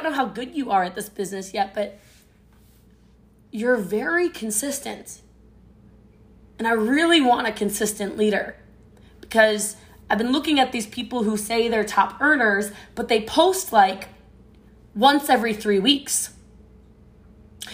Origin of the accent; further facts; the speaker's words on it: United States; I'm American